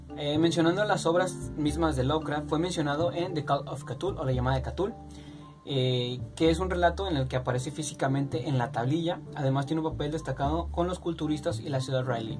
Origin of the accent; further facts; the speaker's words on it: Mexico; yo siendo mexicano